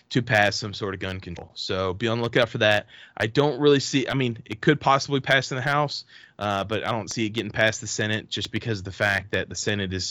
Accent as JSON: {"language": "English", "region": "Texas", "country": "United States", "said": "we're originally from Texas"}